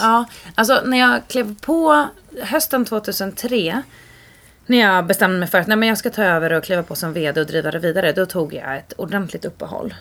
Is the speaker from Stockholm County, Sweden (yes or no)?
yes; Sollentuna, Stockholm County, Sweden; Och växte upp större delen av mitt liv i Sollentuna.